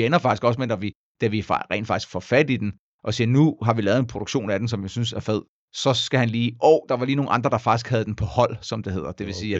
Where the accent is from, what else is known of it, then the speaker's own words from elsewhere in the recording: Denmark; jeg er dansker